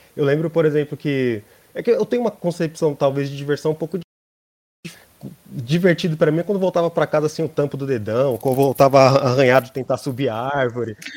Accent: São Paulo, Brazil; nasci em, aqui de São Paulo mesmo, da Quebrada, sou da, da ZL.

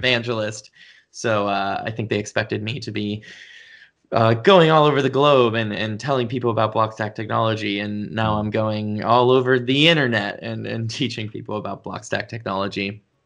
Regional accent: Pittsburgh, Pennsylvania, United States; I grew up in Pittsburgh, Pennsylvania.

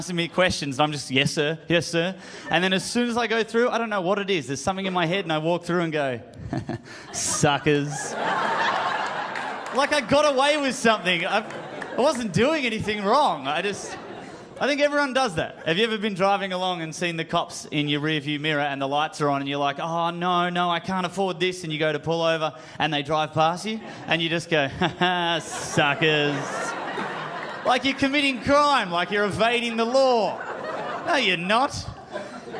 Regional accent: Australia; I am from Australia

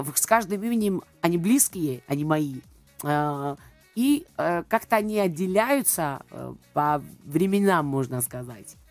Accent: Georgia; Russian is a second language; я грузинка, да, а, я выросла в Грузии, родилась там

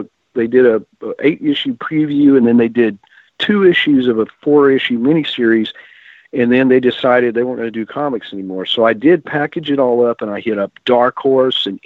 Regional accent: Texas, United States; I grew up in Texas and my parents listened to old country

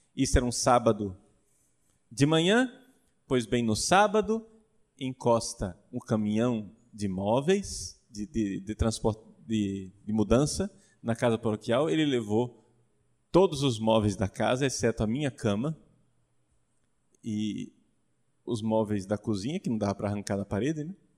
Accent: Brazil; Eu, como bom brasileiro

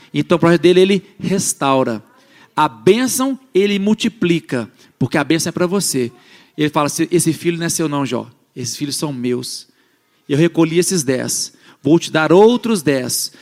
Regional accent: Belo Horizonte, Minas Gerais, Brazil; now in Calgary, Canada; Eu sou de Minas e um monte de gente aqui é de Minas. Eu sou de BH, minha família é do interior.

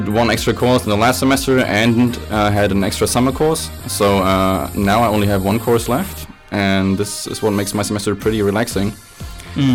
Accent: Flensburg, Schleswig-Holstein, Germany; Well, I'm from Flensburg. If there are any Danes watching here, they probably know Flensburg because that's where you get the cheap alcohol, right?

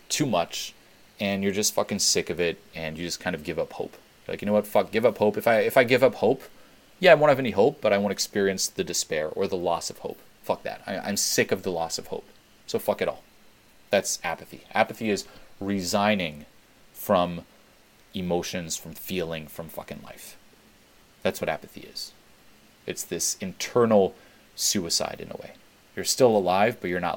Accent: Switzerland; I grew up in Switzerland

